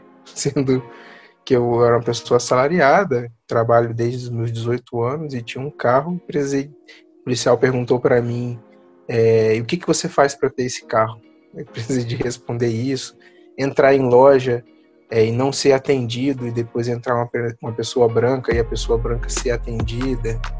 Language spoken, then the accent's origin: Portuguese; Serra, Espírito Santo, Brazil; eu sou de Serra